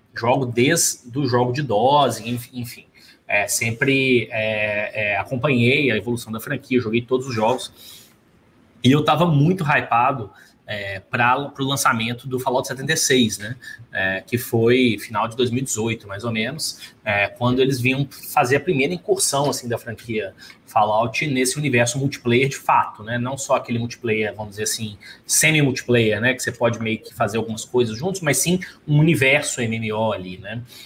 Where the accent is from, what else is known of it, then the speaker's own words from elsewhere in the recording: Brazil; moved away; somos empreendedores e somos brasileiros